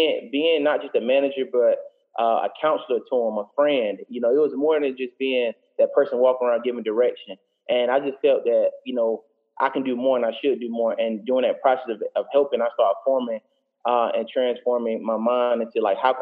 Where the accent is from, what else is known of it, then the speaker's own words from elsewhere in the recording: Tampa, Florida, United States; also born or lived in Jackson, Mississippi; I'm 27 years old from Tampa, Florida.